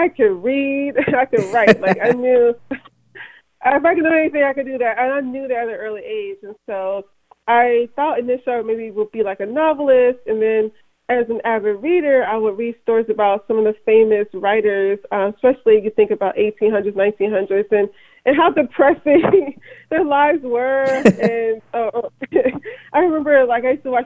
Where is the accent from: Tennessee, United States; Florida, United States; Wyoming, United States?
Tennessee, United States; Memphis; born and raised in Memphis, Tennessee, working class parents